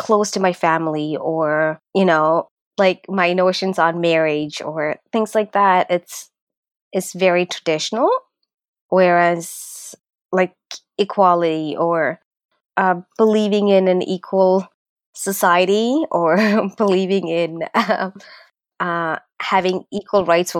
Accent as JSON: {"language": "English", "country": "Canada", "tie": "born or raised there", "also_born_or_lived": "Sri Lanka", "said": "because I grew up in Canada, because I'm a Canadian, right?"}